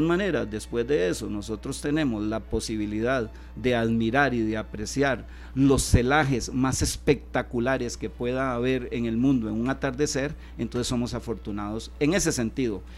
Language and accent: Spanish; Puntarenas, Costa Rica; soy porteño